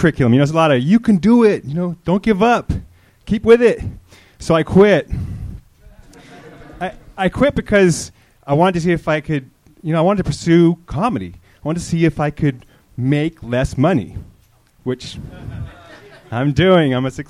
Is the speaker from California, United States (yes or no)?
yes; Santa Cruz, California, United States; Santa Cruz.